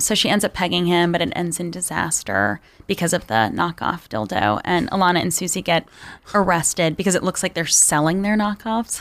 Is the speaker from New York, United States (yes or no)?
yes; Long Island, New York, United States; I grew up on Long Island, which was designed to be racially segregated